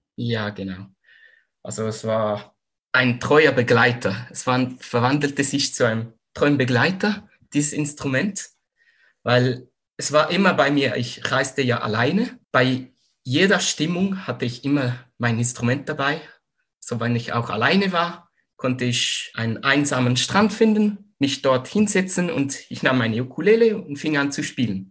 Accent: Zurich, Switzerland; moved away as an adult; now in Western Switzerland, Switzerland; komme aus der Schweiz, aus Zürich, wohne momentan aber in der Westschweiz

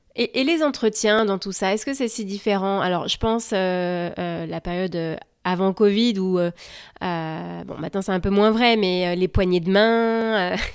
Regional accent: France; now in United States; je suis française et je vous parle depuis la côte ouest des États-Unis

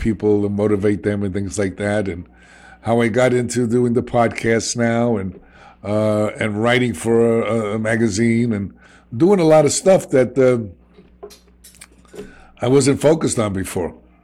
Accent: New York City, New York, United States; accent: New York; I'm a kid from the South Bronx.

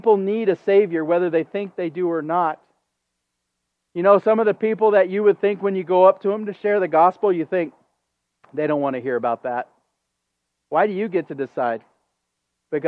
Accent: United States; as an American

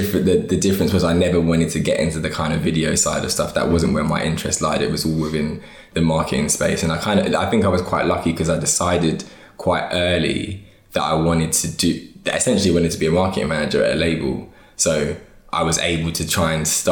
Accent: London, United Kingdom; also born or lived in Hertfordshire; I live in North now, but I'm from West London, like between Ealing Common and Acton.

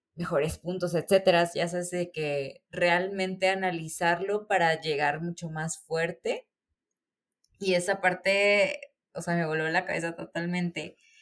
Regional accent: Córdoba, Veracruz, Mexico; yo soy de Córdoba

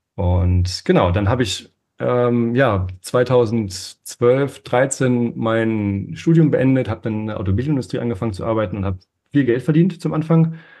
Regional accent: Northern Germany, Germany; Ich bin ähm, aufgewachsen in Norddeutschland

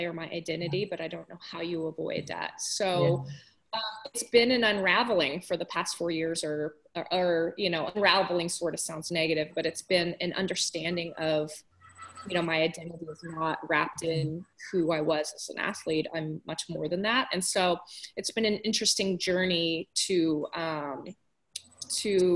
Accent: Southern California, United States; also born or lived in Washington / Japan; I grew up in Southern California

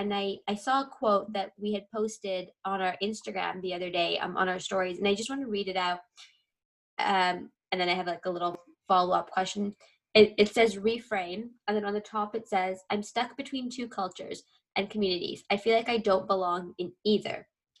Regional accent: Canada; also born or lived in Africa; here in Canada, I wasn't really Canadian because I was white. I wasn't white, sorry.

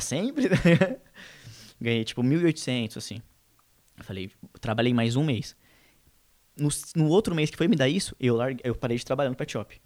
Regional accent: São Paulo, Brazil; A gente é da Zona Leste, Leste, Leste.

